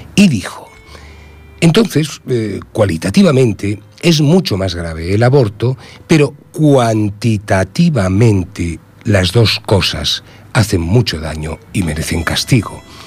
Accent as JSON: {"language": "Spanish", "country": "Spain"}